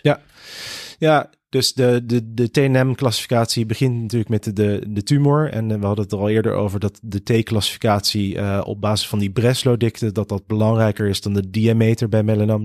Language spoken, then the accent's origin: Dutch; Rotterdam, South Holland, Netherlands; also born or lived in Connecticut, United States; de eerste zes jaar opgegroeid in de VS in, in Connecticut. En toen zijn mijn ouders, die beide Nederland zijn, ehm, met ons als gezin weer terug verhuisd naar eh, Rotterdam. En daar eh, heb ik eh, mijn school, middelbare school, mijn studie.